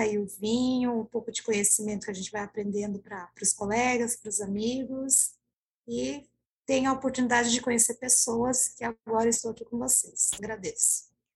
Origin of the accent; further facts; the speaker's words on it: Ibiúna, São Paulo, Brazil; Eu sou de Ibiúna, aqui do interior de São Paulo, ao lado de São Roque